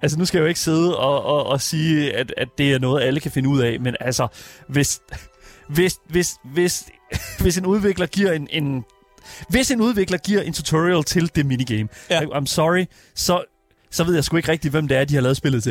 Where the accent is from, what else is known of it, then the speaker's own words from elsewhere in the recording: Horsens, Central Denmark Region, Denmark; selvom jeg er fra Horsens, så er jeg ikke fra havnen